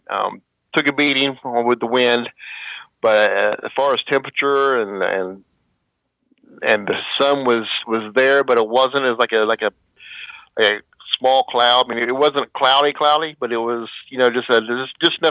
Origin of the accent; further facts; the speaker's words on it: Kentucky, United States; moved away as an adult; now in Ohio, United States; I was born in Ohio, but I was raised across the river in Kentucky. Went through high school in Kentucky